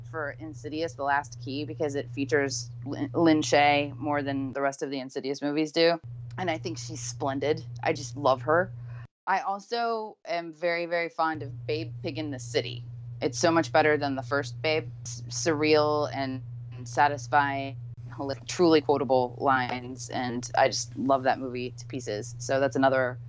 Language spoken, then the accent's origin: English; West Virginia, United States; now in Richmond, United States; I'm originally from West Virginia, and I've lived in Richmond, Virginia since 1995